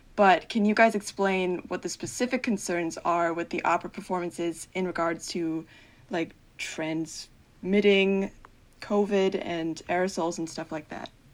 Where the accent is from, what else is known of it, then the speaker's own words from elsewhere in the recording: Central New Jersey, United States; I'm from Central New Jersey